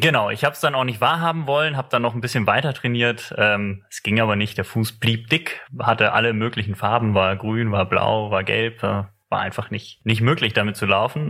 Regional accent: Eifel, Germany; in der Eifel, wo ich herkomme

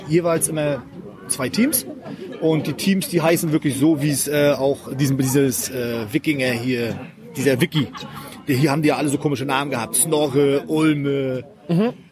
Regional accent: Blowatz, Mecklenburg-Vorpommern, Germany; nee, ich komme nicht aus Wismar, ich komme aus Blowatz. Das ist äh, ein bisschen weiter nördlich ist das, auch direkt an der Ostsee.

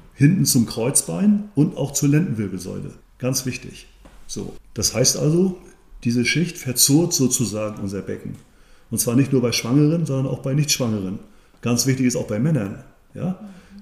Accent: Grevesmühlen, Mecklenburg-Vorpommern, Germany; hierher in meinen Heimatort, hier in Grebesmühlen

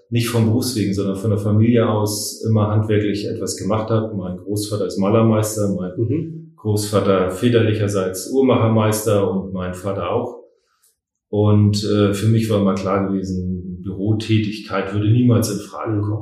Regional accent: Hamburg, Germany; now in Schwerin, Germany; und bin Hamburger und mich hat es halt nach Schwerin verschlagen.

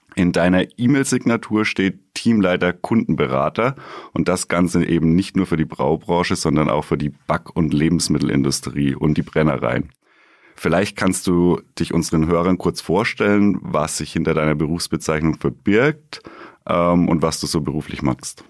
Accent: Bamberg, Bavaria, Germany; gebürtiger Bamberger

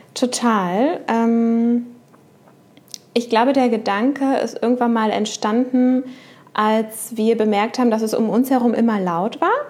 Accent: Uelzen, Lower Saxony, Germany; moved away as an adult; also born or lived in Hannover / Duisburg / Düsseldorf; Ich bin in Uelzen geboren, falls das jemand von denen da draußen kennt. Ich habe dort 19 mhm. Jahre gewohnt

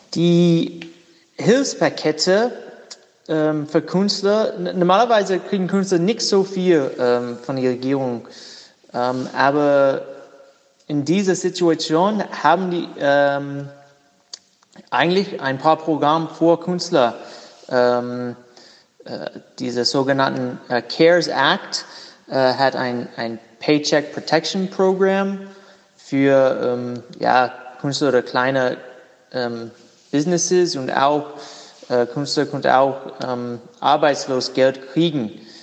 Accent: Durham, North Carolina, United States; German is a second language; ich habe ein Atelier in meiner Heimat, äh, Durham, North Carolina

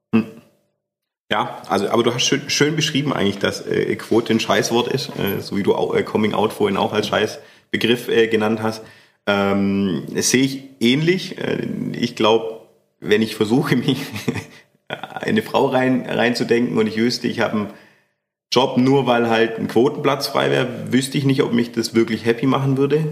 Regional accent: Schorndorf, Baden-Württemberg, Germany; in Schondorf, wo ich herkomme, wo ich aufgewachsen bin

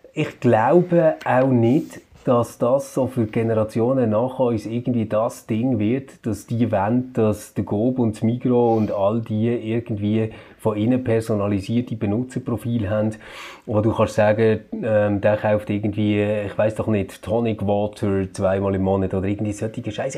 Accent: Switzerland; bei uns in der Schweiz

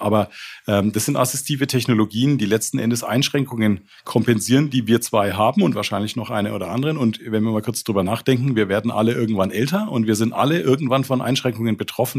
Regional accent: Nuremberg, Bavaria, Germany; bin in Nürnberg geboren

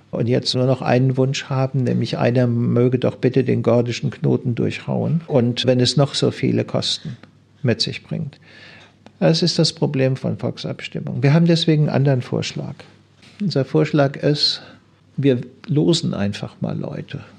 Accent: Bremen, Germany; würde ich als Bremer durchaus tun

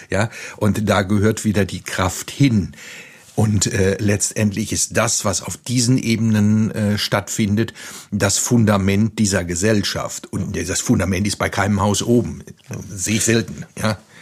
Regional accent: Lüdenscheid, North Rhine-Westphalia, Germany; moved away as an adult; now in Neuwied, Germany; Ich komme aus Westfalen, ich bin in Lüdenscheid zur Schule gegangen

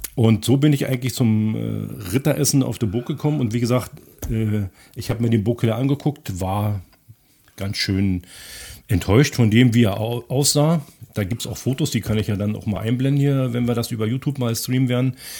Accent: Pritzwalk, Brandenburg, Germany; also born or lived in Potsdam; nach Pritzberg wieder zurück, zu meinem Heimatort

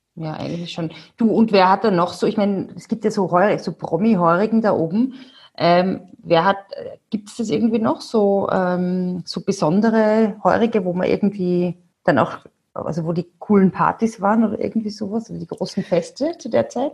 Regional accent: Salzburg, Austria; bei uns in Salzburg

